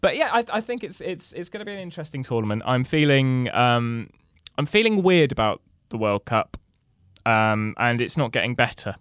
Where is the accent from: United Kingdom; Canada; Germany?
United Kingdom; Somerset, South West England; I'm from Somerset, so we, we have, like, four schools